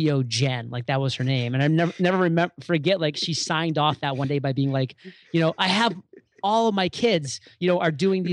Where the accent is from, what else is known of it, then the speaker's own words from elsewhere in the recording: Maine, United States; moved away as an adult; move back to my home state of Maine